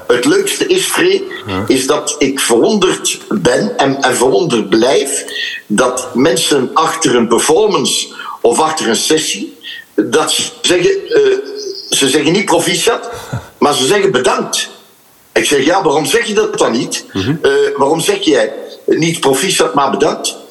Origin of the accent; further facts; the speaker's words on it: Ghent, Flanders, Belgium; ik ben van Gent